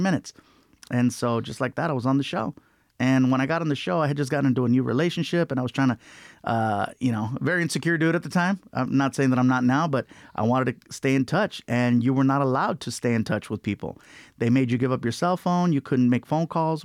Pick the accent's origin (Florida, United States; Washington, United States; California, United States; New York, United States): California, United States; Long Beach; we lived in a lot of different apartments, uh, growing up in Long Beach